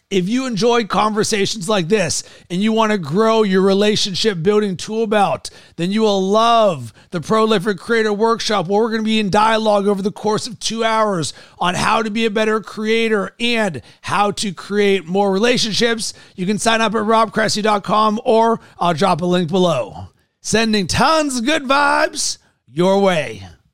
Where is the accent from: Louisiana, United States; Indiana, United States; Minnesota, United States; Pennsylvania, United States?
Indiana, United States; Fort Wayne; I was born in Fort Wayne, Indiana